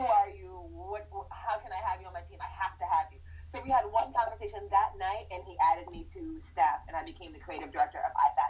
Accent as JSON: {"language": "English", "region": "Northern Virginia", "country": "United States", "tie": "born or raised there", "moved": "as an adult", "said": "I grew up in Northern Virginia"}